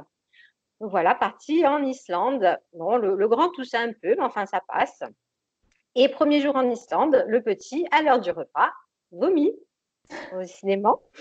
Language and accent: French; Corsica, France; je suis corse. Et donc, je vis je travaille euh, dans mon île de beauté, à l'île Rousse